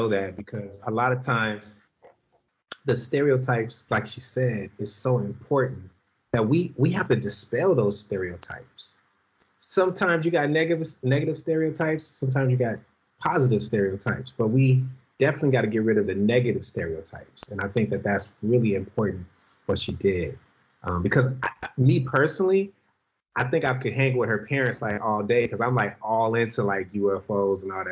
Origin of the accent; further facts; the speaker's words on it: Los Angeles, California, United States; I grew up in South Central Los Angeles